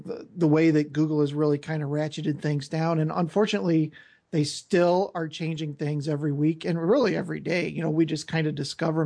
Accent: St. Louis, Missouri, United States; I am from St. Louis, Missouri, right in the middle of the U.S., good old Midwest, Cardinals town, baseball town

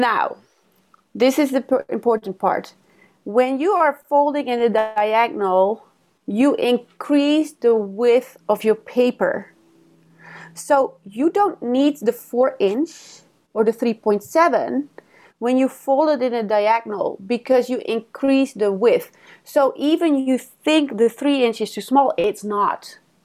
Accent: Netherlands; moved away as an adult; now in Los Angeles, United States; I, I grew up in the Netherlands

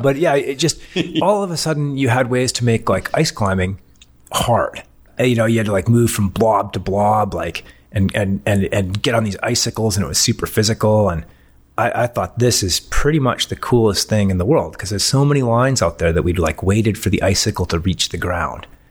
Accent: Canadian Rockies, Canada; also born or lived in Europe / Salt Lake City, Utah, United States / Boulder, Colorado, United States; I grew up in the Canadian Rockies

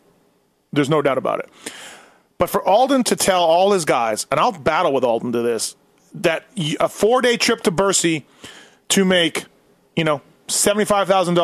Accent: Canada; I'll speak as the Canadian in the group.

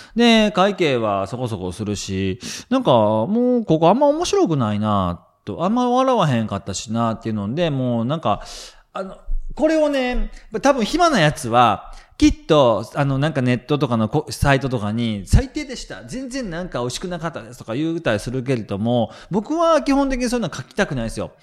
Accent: Kansai, Japan; 僕関西人なんで

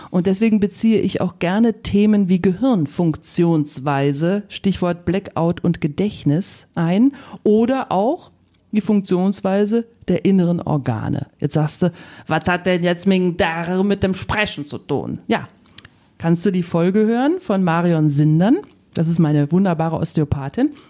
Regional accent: Rhineland, Germany; ich komme aus dem Rheinland.

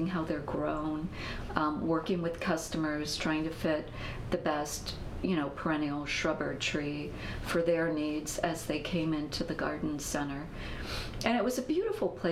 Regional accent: New Jersey, United States; I grew up in the East in New Jersey in a very small town

